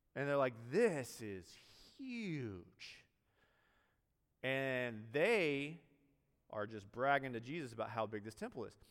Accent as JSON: {"language": "English", "town": "Greenville", "region": "South Carolina", "country": "United States", "also_born_or_lived": "New York City", "moved": "as an adult", "said": "I'm from Greenville, South Carolina"}